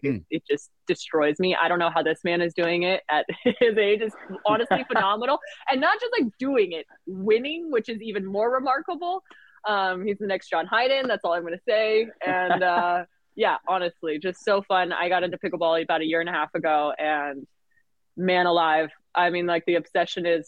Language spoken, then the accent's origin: English; Washington, United States; moved away; also born or lived in San Diego; I'm originally from Pacific Northwest, grew up in Washington State